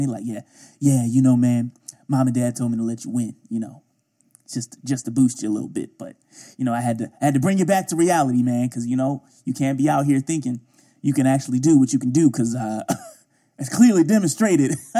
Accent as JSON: {"language": "English", "town": "Baltimore", "region": "Maryland", "country": "United States", "tie": "born or raised there", "said": "I grew up in Baltimore, mostly"}